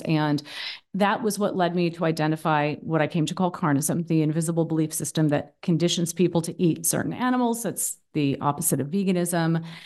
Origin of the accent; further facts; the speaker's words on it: Boston, Massachusetts, United States; moved away as an adult; now in Berlin, Germany; I'm originally from the East Coast of the U S, from Boston, actually. Um, but I've been living in Berlin, Germany for the past ten years